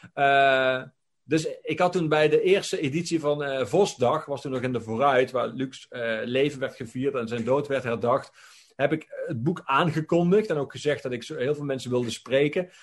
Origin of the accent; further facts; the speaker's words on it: Limburg, Netherlands; ik kom dan weliswaar uit Limburg